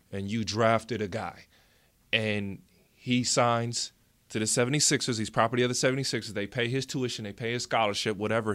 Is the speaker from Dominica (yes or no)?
no; United States; being American